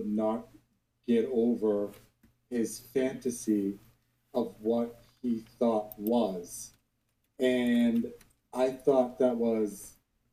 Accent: Massachusetts, United States; also born or lived in Rome, Italy; I was born and raised here in Massachusetts. I went to school here. I'm American.

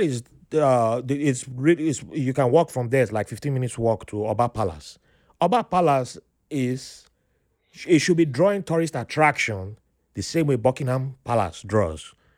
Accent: Benin City, Edo, Nigeria; moved away; also born or lived in Jos; I grew up in Benin there

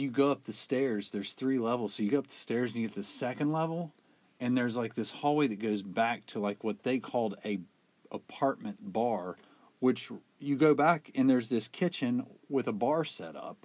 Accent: West Virginia, United States; we're from West Virginia

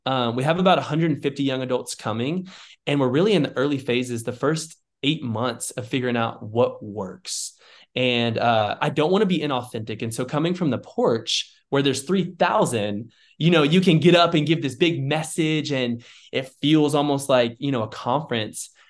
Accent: Dallas, Texas, United States; moved away as an adult; now in Waco, United States; I was raised in Dallas, Texas, at a church called Watermark

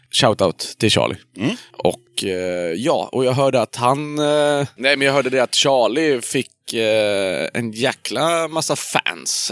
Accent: Hudiksvall, Gävleborg County, Sweden; i Hudiksvall, där jag kommer ifrån

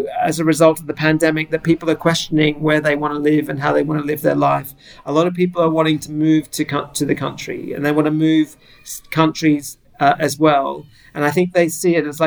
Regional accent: Gold Coast, Queensland, Australia; moved away as an adult; now in Mussomeli, Italy; I come from the Gold Coast in Queensland, where it's tourist central.

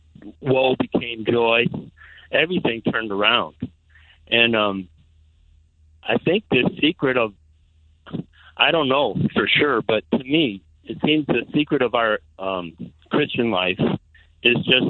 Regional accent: Palatine, Illinois, United States; now in Zion, United States; I was born in Palatine, and I moved to Zion. So I was a Palatinian, not a Zionist

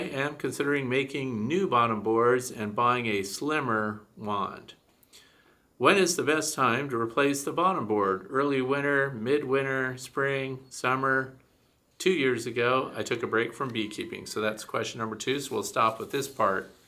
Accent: Missouri, United States; moved away; I'm from Missouri originally, which is the show me state

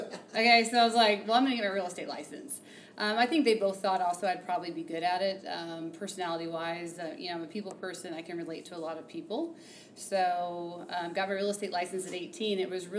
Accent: southern Indiana, United States; now in Denver, United States; I grew up in the Midwest. I grew up in Indiana, southern Indiana.

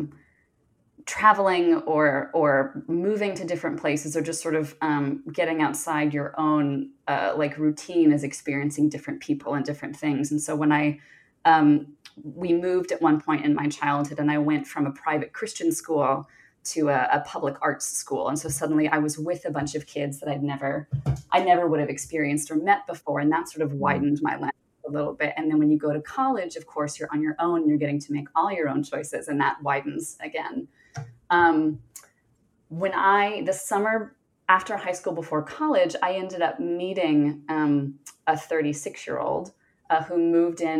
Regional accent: the South, United States; moved away as an adult; also born or lived in Northeast US; now in Northeast, United States; I grew up in the South. I live in the Northeast now, but I grew up in the South.

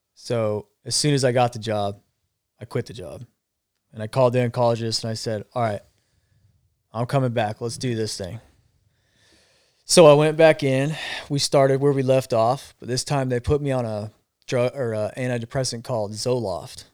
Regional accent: Arizona, United States; I'm from Arizona, so it gets hot

